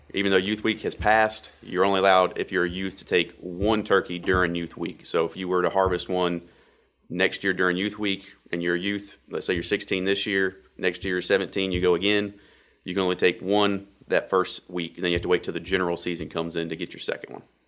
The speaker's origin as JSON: {"language": "English", "area": "Wake County and Johnston County", "region": "North Carolina", "country": "United States", "tie": "born or raised there", "said": "I grew up in Wake County, Wake County and Johnson County"}